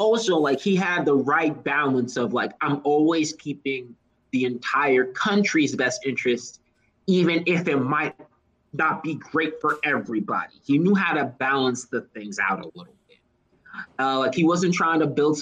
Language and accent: English; Texas, United States; I am from small backwoods Texas.